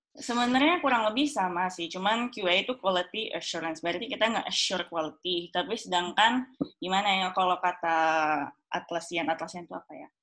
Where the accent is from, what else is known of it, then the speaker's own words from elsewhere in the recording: Indonesia; moved away as an adult; now in Germany; saya dari Indonesia, saya nggak boleh internship di Indonesia